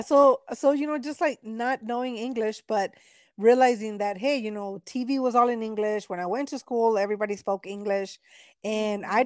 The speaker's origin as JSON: {"language": "English", "region": "Texas", "country": "United States", "tie": "born or raised there", "said": "I was born here in Texas, but my parents are from Mexico."}